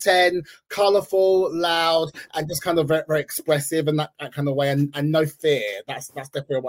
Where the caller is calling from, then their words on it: London, United Kingdom; I am calling from North London.